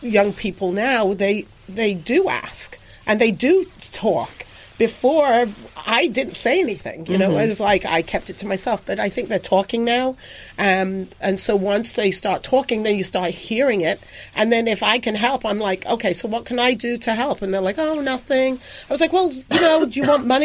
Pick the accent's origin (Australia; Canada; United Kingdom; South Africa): United Kingdom; England; moved away; when I was growing up, I grew up in England